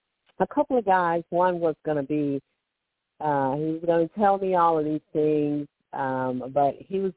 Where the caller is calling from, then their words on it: Alabama, United States; I am calling from Alabama.